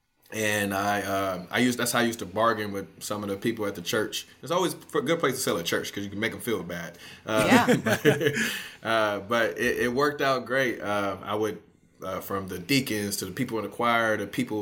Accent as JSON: {"language": "English", "town": "Detroit", "region": "Michigan", "country": "United States", "tie": "born or raised there", "moved": "yes", "said": "growing up in Detroit, I spent like the first half of my life in Detroit and grew up around my grandmother"}